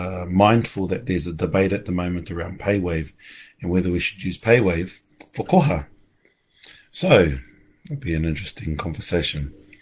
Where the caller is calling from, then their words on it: Ohakune, Manawatū-Whanganui, New Zealand; I'm coming live from Ohakune, from Mum and Dad's.